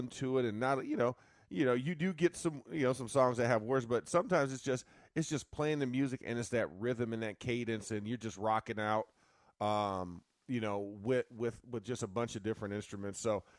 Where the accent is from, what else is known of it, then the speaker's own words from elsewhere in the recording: the South, United States; I'm from the South